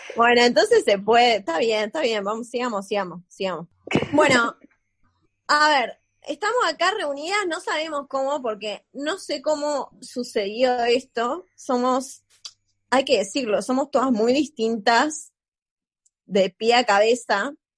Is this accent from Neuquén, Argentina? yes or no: yes; Neuquén, Argentina; moved away as an adult; now in Buenos Aires, Argentina; yo soy de Neuquén